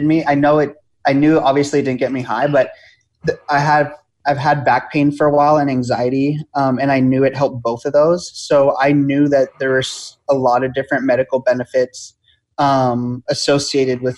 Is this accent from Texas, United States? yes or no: no; Los Angeles, California, United States; moved away as an adult; also born or lived in Oregon; I'm from Los Angeles